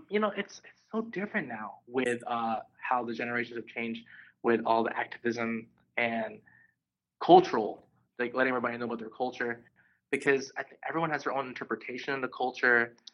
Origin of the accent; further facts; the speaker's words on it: United States; uh, being a Filipino American, and there sometimes there's sort of a competition sometimes